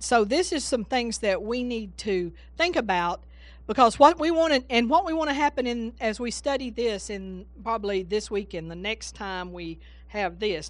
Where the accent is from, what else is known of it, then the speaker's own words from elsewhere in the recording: Texas, United States; I'm from Texas